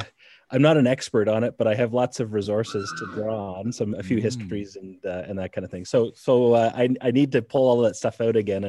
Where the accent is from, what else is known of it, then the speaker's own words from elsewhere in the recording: Hamilton, Ontario, Canada; now in Selby, Canada; I'm from, I grew up in Hamilton.